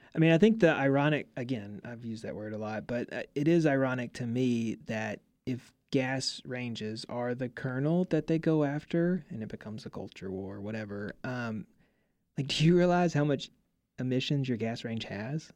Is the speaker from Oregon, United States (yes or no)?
no; Mississippi, United States; I'm from Mississippi